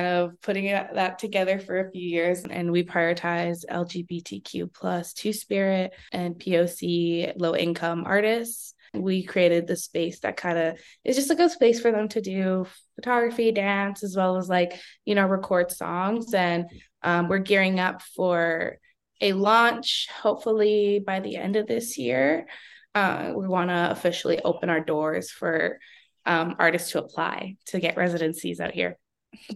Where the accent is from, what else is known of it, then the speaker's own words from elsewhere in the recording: Vancouver, British Columbia, Canada; born and raised in East Van, Vancouver, BC.